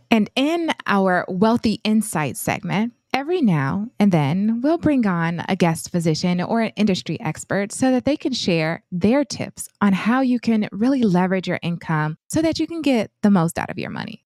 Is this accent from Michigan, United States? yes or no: yes; Flint, Michigan, United States; I hail from Flint, Michigan, and I grew up in a single parent household